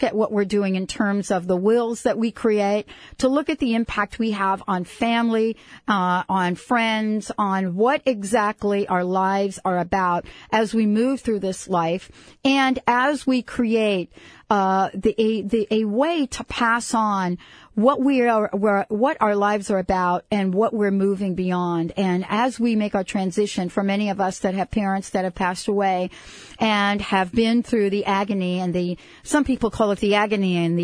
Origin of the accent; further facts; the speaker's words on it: Plainfield, New Jersey, United States; I'm from Jersey